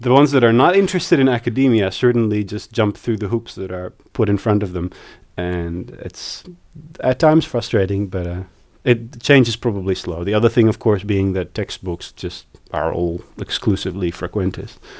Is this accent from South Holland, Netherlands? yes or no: no; Amsterdam, North Holland, Netherlands; moved away as an adult; also born or lived in The Hague / Berlin, Germany / Sydney, Australia / Newcastle, Australia; I was born in The Hague, but I've lived in Amsterdam since I was three.